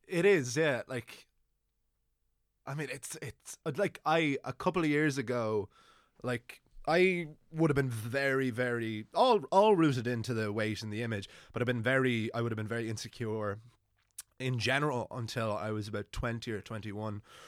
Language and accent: English; Wicklow, Leinster, Ireland; moved away as an adult; now in Dublin, Ireland; I'm from Wicklow originally, but I didn't have a, an amazing time growing up there